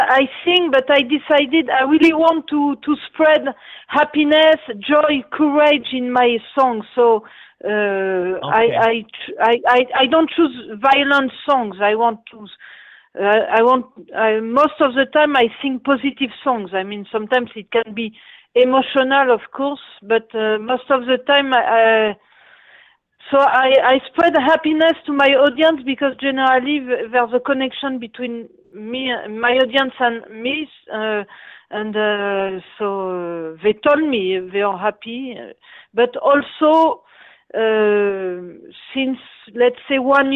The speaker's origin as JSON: {"language": "English", "town": "Paris", "region": "Île-de-France", "country": "France", "said": "I'm from Paris, France"}